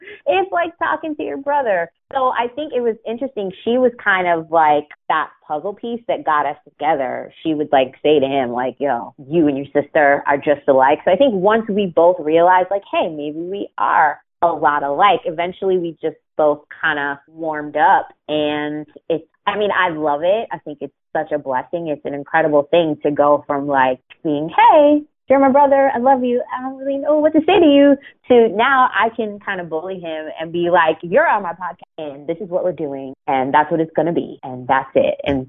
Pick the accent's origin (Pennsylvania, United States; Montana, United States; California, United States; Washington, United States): Pennsylvania, United States; Pittsburgh; That's what it was. I grew up in Pittsburgh.